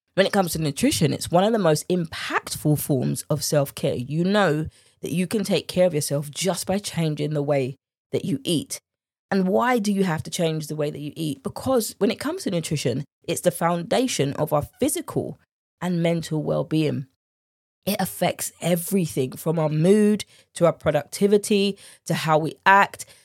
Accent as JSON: {"language": "English", "country": "United Kingdom", "accent": "British", "said": "my British accent"}